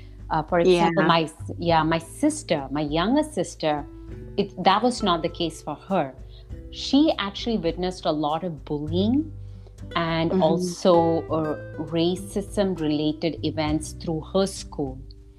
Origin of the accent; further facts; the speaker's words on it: Doha, Qatar; And I was born in Doha, Qatar. That's a country in the Arabian Gulf. I grew up in a South Asian household